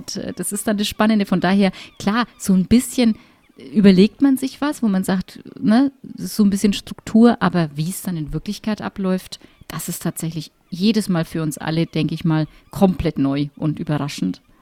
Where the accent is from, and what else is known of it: Middle Franconia, Bavaria, Germany